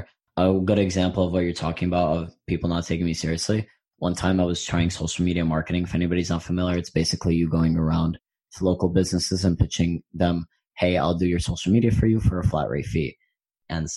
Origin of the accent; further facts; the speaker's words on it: New York City, New York, United States; I grew up in New York